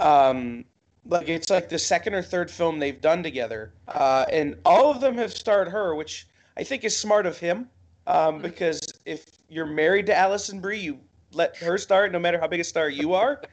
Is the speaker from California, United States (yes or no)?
no; Toledo, Ohio, United States; I'm from Toledo